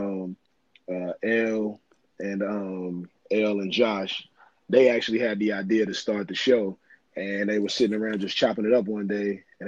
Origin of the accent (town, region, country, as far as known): Cincinnati, Ohio, United States; born or raised there; also born or lived in Brooklyn, New York